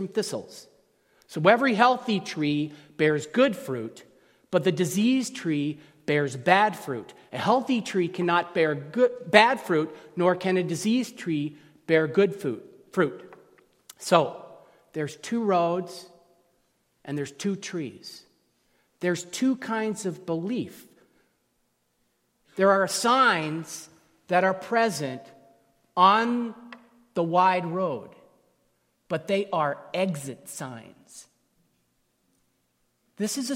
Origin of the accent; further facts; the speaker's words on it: California, United States; where I'm from California, we use different terms to describe you plural.